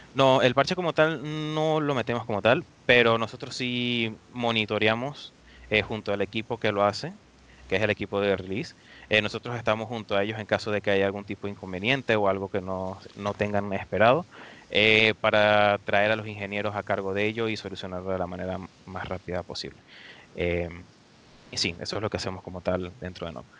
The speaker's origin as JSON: {"language": "Spanish", "country": "Venezuela", "moved": "as an adult", "lives_now": "Dublin, Ireland", "said": "yo soy venezolano, soy de Venezuela"}